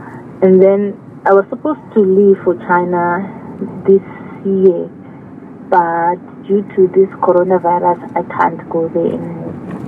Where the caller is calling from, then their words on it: Nkomazi, Mpumalanga, South Africa; Nkomazi, near Malelane.